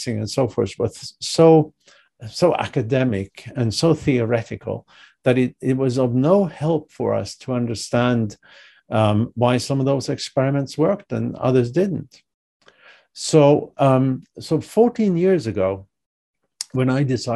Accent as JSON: {"language": "English", "country": "Sweden", "also_born_or_lived": "Europe", "moved": "as an adult", "lives_now": "United States", "said": "I'm originally from Sweden. I left many years ago, but I'm originally from Sweden."}